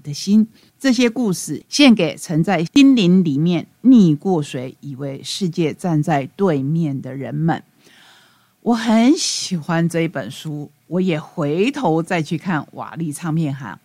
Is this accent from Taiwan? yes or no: yes; Taiwan; 我们台湾话说“鬼牛，鬼牛”